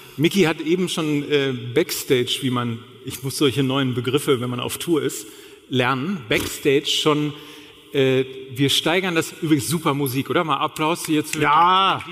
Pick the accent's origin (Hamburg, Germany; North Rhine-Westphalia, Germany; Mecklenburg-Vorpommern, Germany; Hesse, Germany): Hamburg, Germany; als Hamburger